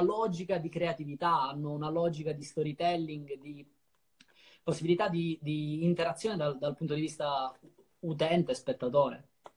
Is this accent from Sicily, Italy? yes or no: yes; Ragusa, Sicily, Italy; moved away as an adult; also born or lived in Sardinia; now in Milan, Italy; Ho, ho passato i primi dieci anni di vita in Sardegna, poi dai dieci ai venticinque in Sicilia